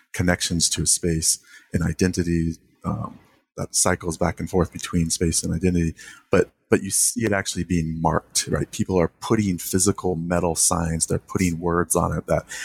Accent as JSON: {"language": "English", "town": "Santa Rosa", "region": "California", "country": "United States", "tie": "born or raised there", "said": "when I grew up in the Bay Area, in the particular town, Santa Rosa, California"}